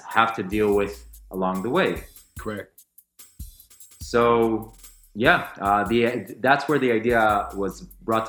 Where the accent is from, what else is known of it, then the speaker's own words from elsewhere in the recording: Tel Aviv, Tel Aviv District, Israel; also born or lived in London; I came back home to Tel Aviv, to my hometown